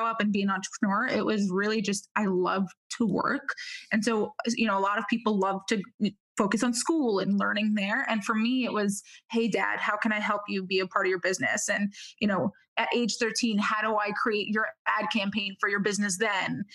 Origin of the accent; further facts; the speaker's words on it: New York City, New York, United States; also born or lived in Israel / Manhattan; I was actually born in Israel. I came to the United States when I was about 3 years old, moved to cool immigrant Brooklyn